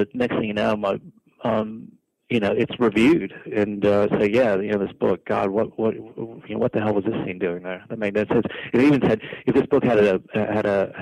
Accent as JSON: {"language": "English", "country": "United States", "also_born_or_lived": "New York", "moved": "as an adult", "lives_now": "Australia", "said": "I'm American"}